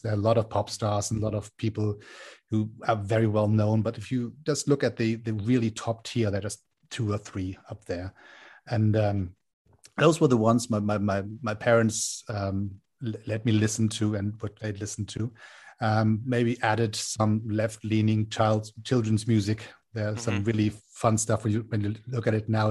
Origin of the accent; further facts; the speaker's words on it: Hamburg, Germany; moved away as an adult; now in Berlin, Germany; I grew up in Hamburg um, in the northern part of Germany